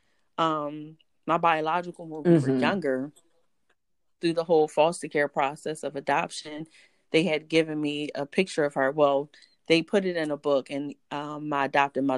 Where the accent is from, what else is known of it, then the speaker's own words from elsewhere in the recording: Philadelphia, Pennsylvania, United States; born and raised in Philadelphia